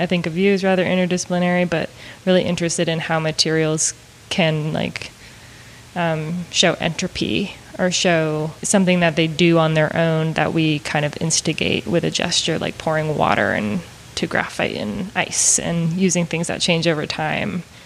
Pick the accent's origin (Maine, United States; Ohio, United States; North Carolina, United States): Maine, United States; moved away as an adult; also born or lived in Montana / Austin, Texas; now in Missouri, United States; I moved here from Maine, where I'm originally from